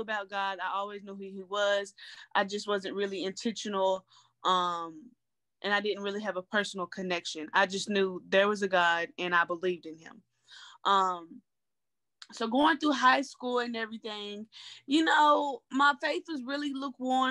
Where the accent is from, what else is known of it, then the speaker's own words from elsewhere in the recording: Knoxville, Tennessee, United States; moved away as an adult; now in Lexington, United States; I'm from Knoxville, Tennessee, born and raised